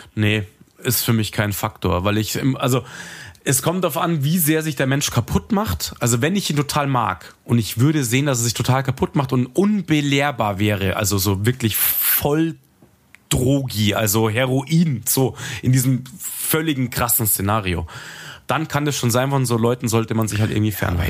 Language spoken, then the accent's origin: German; Munich, Bavaria, Germany; ich mag halt München, ich komme halt von hier